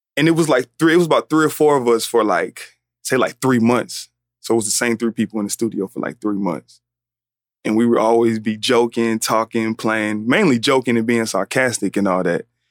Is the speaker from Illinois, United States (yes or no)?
no; Atlanta, Georgia, United States; I'm from Atlanta